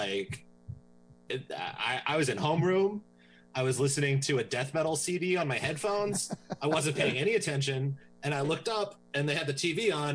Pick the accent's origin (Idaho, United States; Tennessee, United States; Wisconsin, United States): Tennessee, United States; I was raised in Tennessee.